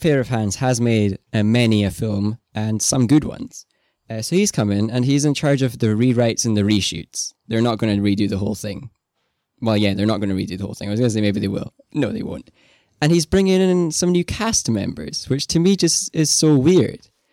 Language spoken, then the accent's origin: English; Scotland, United Kingdom; You and I both being, uh, Scottish, me more than you